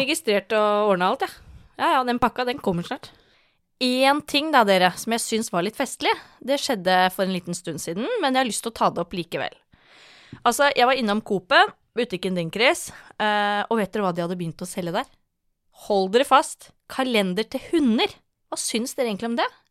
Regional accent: Tønsberg, Vestfold, Norway; vi som er fra Tønsberg

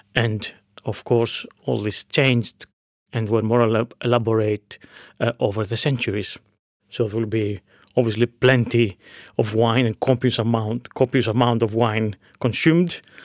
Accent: Veria, Central Macedonia, Greece; in my hometown of Veria, in northern Greece.

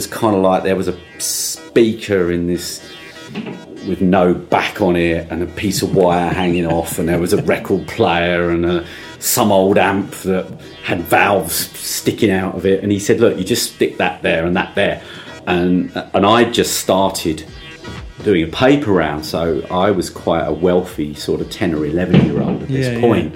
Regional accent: Essex coast, East of England, United Kingdom; I was going to sleep listening to Radio Caroline because I grew up on the Essex coast

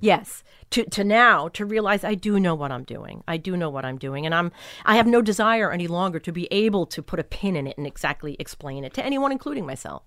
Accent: Long Island, New York, United States; also born or lived in Brooklyn, New York; I was born in Brooklyn and grew up on Long Island

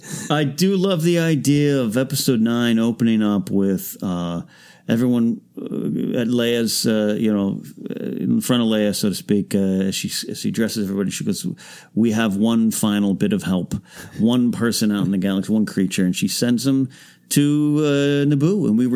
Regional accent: Arroyo Grande, California, United States; It's in my hometown of Arroyo Grande, California, on my high school campus.

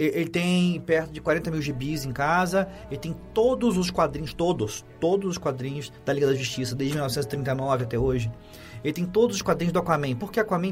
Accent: Rio de Janeiro, Brazil; now in São Paulo, Brazil; Eu cresci em Copacabana

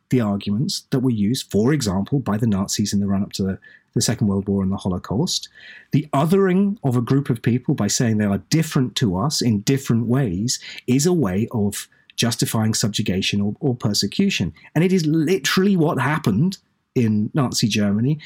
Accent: East Anglia, East of England, United Kingdom; I'm, I'm British. I was born in East Anglia.

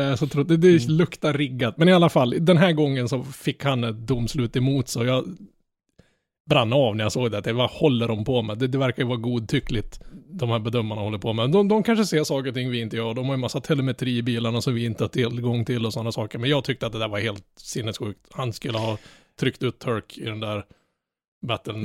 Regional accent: Norrland, Sweden; Jag som är norrlänning

